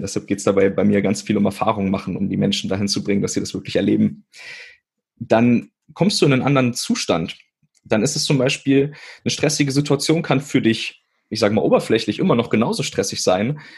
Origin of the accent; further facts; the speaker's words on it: Witzenhausen, Hesse, Germany; Also ich bin in Witzenhausen geboren. Das ist äh, zwischen Kassel und Göttingen und ähm, ganz kleine Stadt.